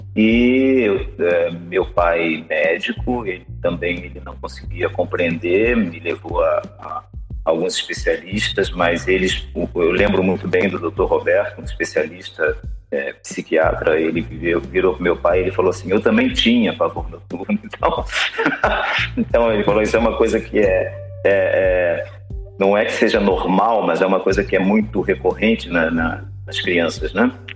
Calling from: Cabo Frio, Rio de Janeiro, Brazil; eu falo de, da cidade de Cabo Frio, né, no Rio de Janeiro, Brasil

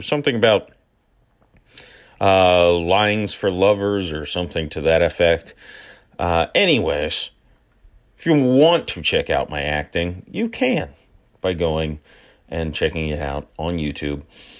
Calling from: St. Petersburg, Florida, United States; St. Petersburg, Florida.

